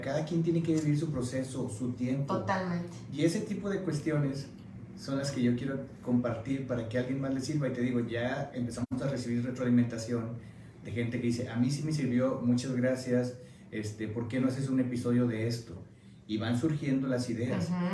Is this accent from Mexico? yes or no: yes; Mexico; now in United States; como mexicano, nos cuesta mucho trabajo decir